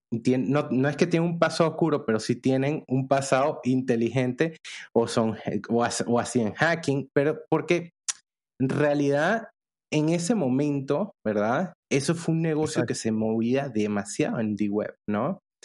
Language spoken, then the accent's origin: Spanish; Venezuela; moved away as an adult; now in Panama; yo soy venezolano